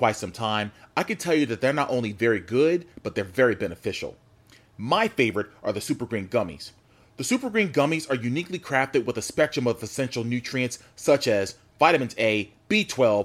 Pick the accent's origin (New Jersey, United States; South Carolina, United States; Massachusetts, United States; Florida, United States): New Jersey, United States; Newark; we grew up in Newark